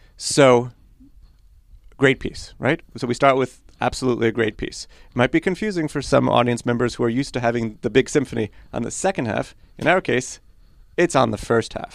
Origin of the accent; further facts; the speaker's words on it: New York City, New York, United States; first language Polish; Hebrew; English is a second language; now in Ann Arbor, United States; So my sister and I grew up in New York City and actually English was not our first language